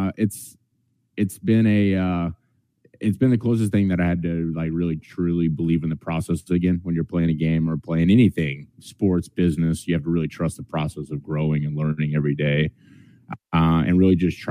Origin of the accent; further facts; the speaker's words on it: Pryor, Oklahoma, United States; I grew up in Pryor, Oklahoma, which is about 15 miles from Commerce, Oklahoma